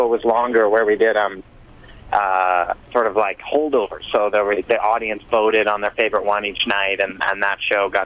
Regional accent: Alberta, Canada; now in Vancouver, Canada; I'm born and raised in Alberta, and me and my brother actually are two of the main members of …, and we're from Alberta.

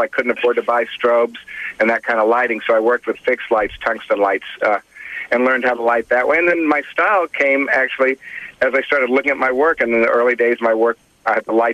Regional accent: Kansas, United States; A good buddy of mine I grew up with in Kansas

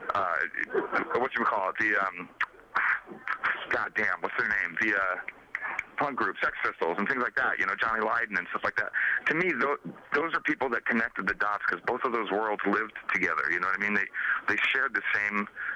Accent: New York City, New York, United States; also born or lived in Phoenix, Arizona; now in Los Angeles, United States; growing up in New York

